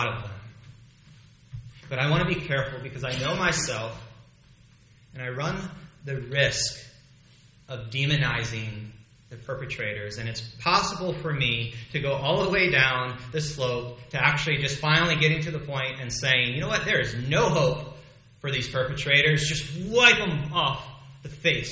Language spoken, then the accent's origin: English; United States; As an American